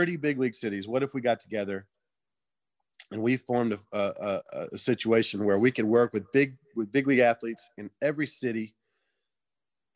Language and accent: English; Georgia, United States; I'm from Georgia